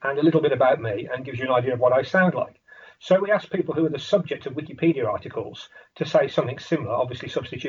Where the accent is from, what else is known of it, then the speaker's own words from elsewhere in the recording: Birmingham, West Midlands, United Kingdom; I was born in Birmingham, England